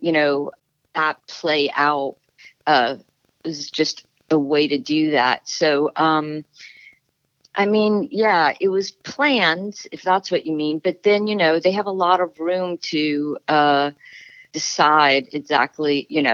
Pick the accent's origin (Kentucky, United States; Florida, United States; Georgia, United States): Florida, United States; moved away as an adult; also born or lived in New York City; now in Pacific Northwest, United States; I'm from Florida, which has a very different sort of landscape than the Northwest